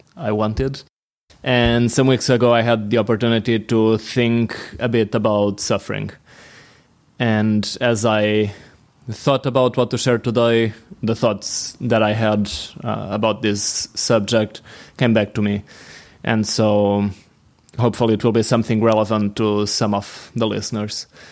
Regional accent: Portugal; from Portugal.

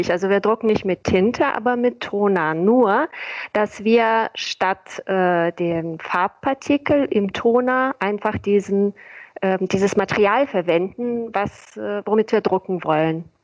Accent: Bulgaria; born there; Ich bin gebürtige Bulgarin, das erklärt vielleicht den Zungenbrecher.

